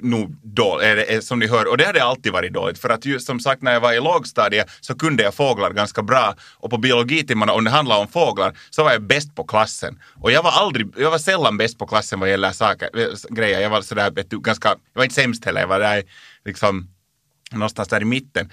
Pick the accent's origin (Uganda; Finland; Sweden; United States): Finland; Lappträsk, Uusimaa; moved away as an adult; now in Helsinki, Finland; där var jag född och uppväxt och där var jag bott mina 20 första år